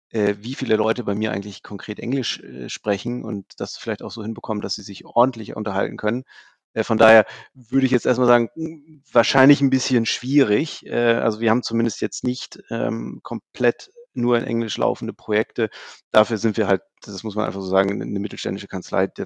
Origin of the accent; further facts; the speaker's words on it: Hamburg, Germany; Also ich komme selber aus dem Süden von Hamburg, äh, wohne Richtung Lüneburg